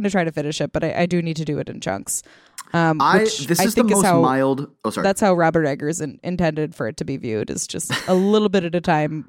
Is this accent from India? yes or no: yes; India; I grew up in India, in a historically significant city that has medieval architecture next to malls.